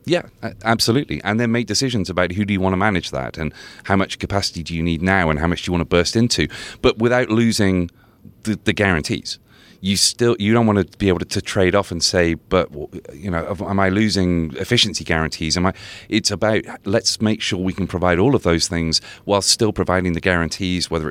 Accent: United Kingdom; So I'm so I'm a Brit, so I didn't even realize that was a beer.

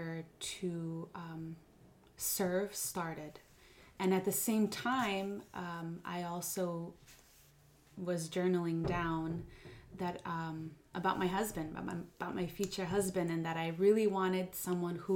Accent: New Jersey, United States; born and raised in New Jersey, I was, and I grew up in a small church

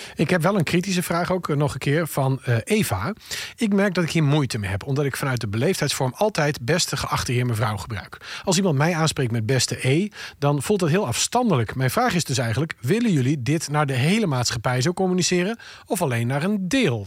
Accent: Friesland, Netherlands; ik kom uit Friesland

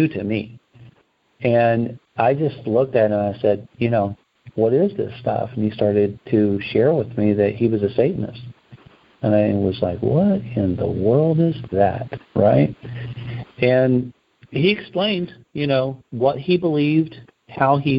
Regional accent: Indiana, United States; by the time I'm a senior in high school, I'm in Indiana

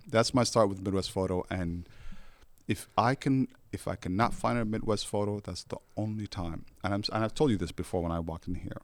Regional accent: Somalia; English is a second language; now in United States; I come from Somalia

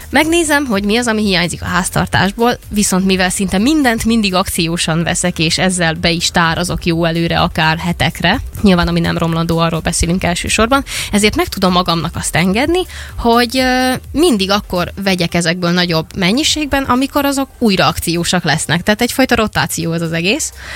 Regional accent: Vojvodina, Serbia; moved away; Amikor én gyerek voltam, én vajdasági vagyok, és ott volt ugye egy háború

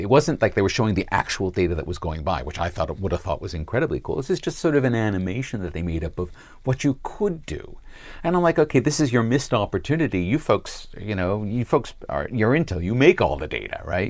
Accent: United States; now in Sydney, Australia; as an American

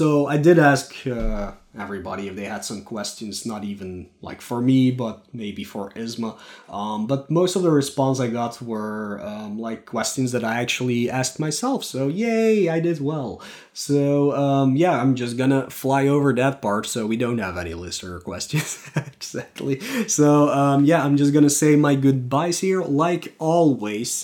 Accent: Belgium; I'm from Belgium.

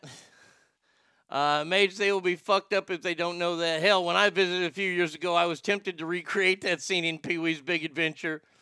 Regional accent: Japan; that was an easy Texas question, and I'm from Japan

